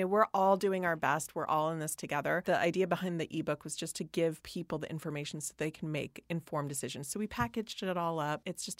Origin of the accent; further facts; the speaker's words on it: Hawaii, United States; growing up in Hawaii, we were putting on the suntan oil